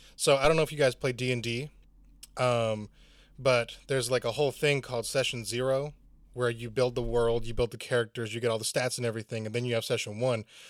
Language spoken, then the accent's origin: English; Chattanooga, Tennessee, United States; no one comes to my hometown